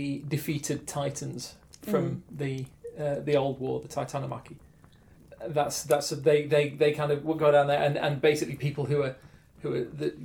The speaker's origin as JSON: {"language": "English", "country": "United Kingdom", "said": "I'm British"}